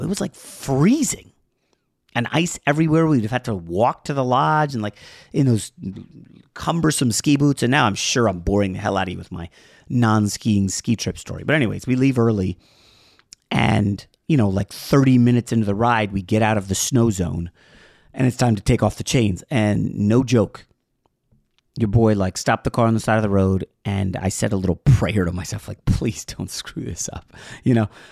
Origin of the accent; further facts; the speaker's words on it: New York, United States; moved away as an adult; now in Pennsylvania, United States; I was born in New York